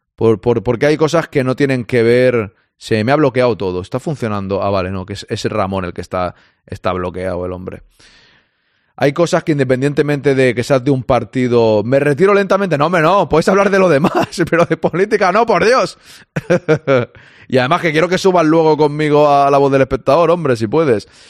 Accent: Catalonia, Spain; yo como catalán

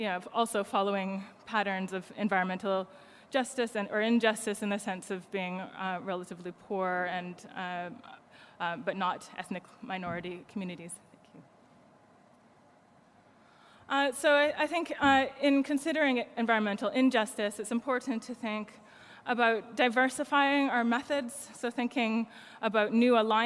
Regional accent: Canada; now in United Kingdom; I'm Canadian, but live in the UK

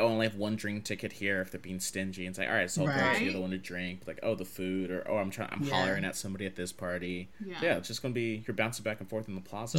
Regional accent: Texas, United States; I'm from Texas

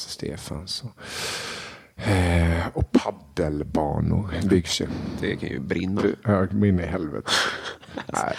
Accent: Kronoberg County, Sweden; Jag önskar att det hade funnits en ishall där jag växte upp så att jag hade sluppit åka en och en halv mil till närmaste ishall.

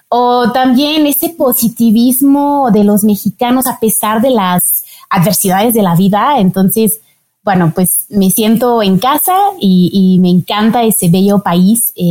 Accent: France; Spanish is a second language; Soy francesa, como dijiste, pero yo nací en un contexto muy internacional.

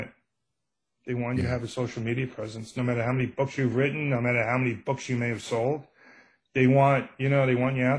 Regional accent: New York City, New York, United States; accent: Brooklyn; I'm a guy from Brooklyn, and I got a Brooklyn accent

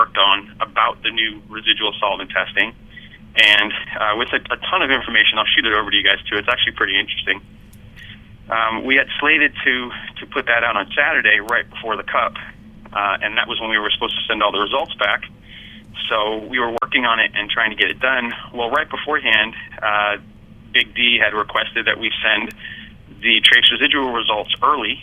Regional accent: Massachusetts, United States; moved away; my hometown, our hometown, our home state, we'll be back in Massachusetts pretty soon

